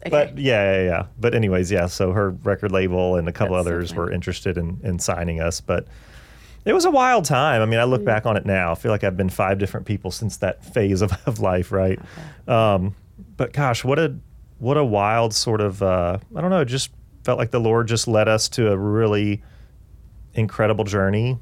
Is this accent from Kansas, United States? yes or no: no; Augusta, Georgia, United States; moved away as an adult; also born or lived in Atlanta, Georgia; now in Nashville, United States; we grew up in Augusta, Georgia together